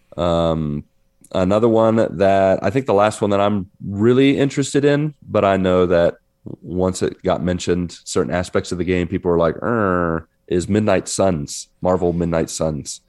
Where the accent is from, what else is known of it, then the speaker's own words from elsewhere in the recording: West Virginia, United States; I'm in my home state